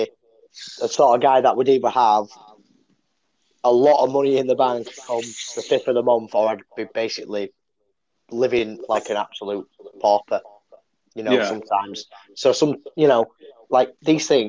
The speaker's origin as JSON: {"language": "English", "region": "the north of England", "country": "United Kingdom", "accent": "northern", "said": "I'm northern. I use my H's, definitely"}